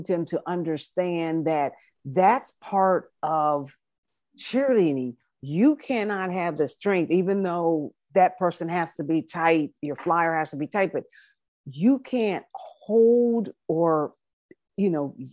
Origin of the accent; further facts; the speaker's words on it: United States; I was coming as the American coach